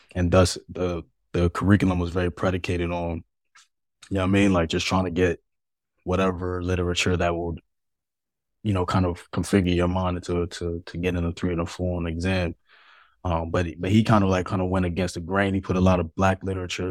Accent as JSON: {"language": "English", "town": "New York City", "region": "New York", "country": "United States", "tie": "born or raised there", "said": "I was born in Harlem, um, you know, to two of Molly and parents"}